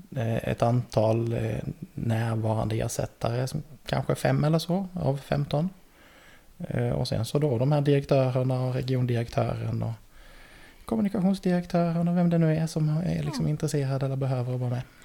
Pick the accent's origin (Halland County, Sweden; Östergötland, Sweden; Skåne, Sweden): Halland County, Sweden; Laholm; moved away as an adult; also born or lived in Linköping; now in Värnamo, Sweden; jag är uppväxt eh, utanför Laholm mm. på västkusten